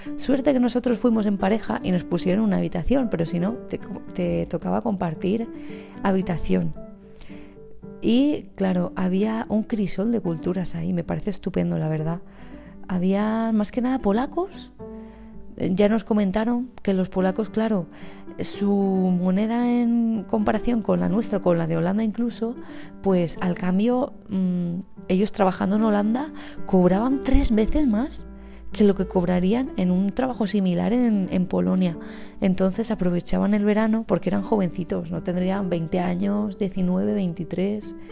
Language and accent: Spanish; Valencian Community, Spain; aquí en nuestra, en nuestra terreta